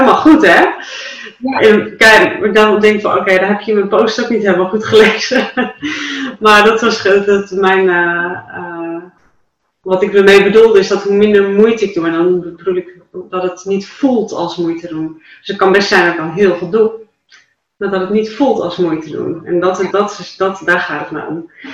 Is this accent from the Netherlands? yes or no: yes; Dalen, Drenthe, Netherlands; in Dalen, toen vroeg ik mijn geboortedorp